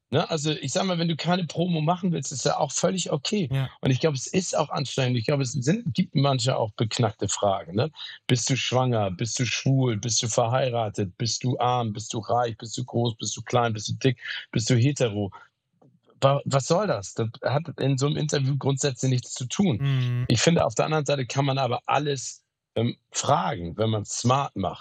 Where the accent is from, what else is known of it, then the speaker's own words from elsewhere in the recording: Hamburg, Germany; also born or lived in Phoenix, Arizona, United States; weg aus meiner Heimat Hamburg